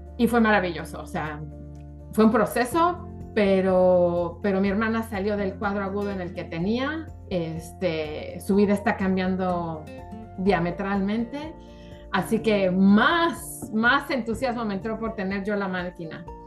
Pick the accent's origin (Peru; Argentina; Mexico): Mexico; also born or lived in South Florida, United States; now in Florida, United States; soy mexicana, eh, estoy radicando en Miami, Florida